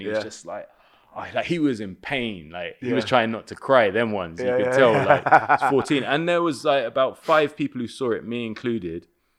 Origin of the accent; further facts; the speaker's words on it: London, United Kingdom; Where I'm from in West London, like I was born in Kilburn. I grew up around there in Willesden. Very Caribbean, very Irish, and then a very, very heavy Bangladeshi presence.